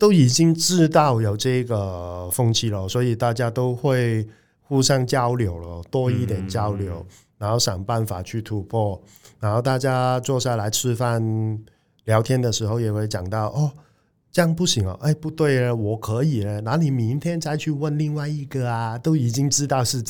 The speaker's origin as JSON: {"language": "Chinese", "country": "Hong Kong", "lives_now": "Taiwan", "said": "我们香港人也来一波投资移民，也算是外地来的创业者"}